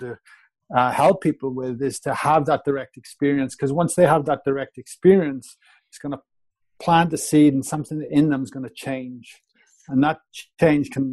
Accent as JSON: {"language": "English", "region": "Wales", "country": "United Kingdom", "also_born_or_lived": "Australia", "moved": "as an adult", "said": "I was a plumber from Wales."}